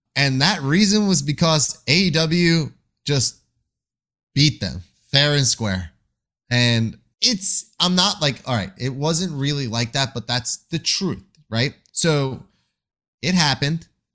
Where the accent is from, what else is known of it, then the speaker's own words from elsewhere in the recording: Long Island, New York, United States; moved away; also born or lived in Queens, New York; I am from Long Island, New York. I've spent many of my days and years of my life in Queens.